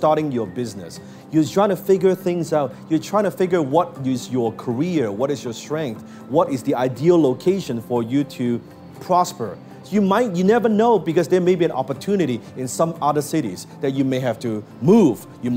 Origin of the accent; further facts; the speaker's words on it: Hong Kong; I was born in Hong Kong